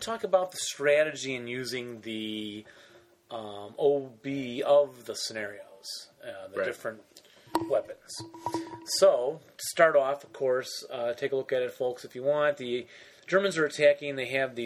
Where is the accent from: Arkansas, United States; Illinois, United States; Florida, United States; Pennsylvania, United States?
Illinois, United States; Westmont; I grew up right next to him in Westmont, Illinois